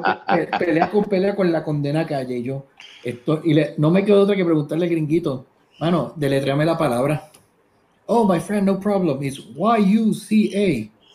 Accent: Puerto Rico; now in United States; somos boricua

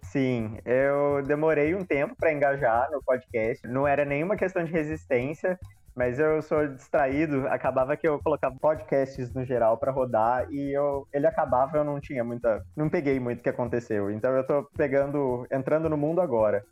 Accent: Brazil; Nós não somos estadunidenses, nós somos brasileiros

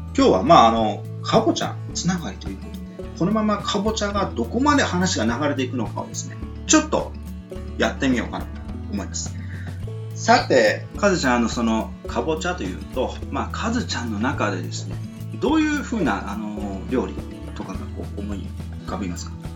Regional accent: Miyazaki, Japan; 僕の、あのー、出身地はね、宮崎なんですが

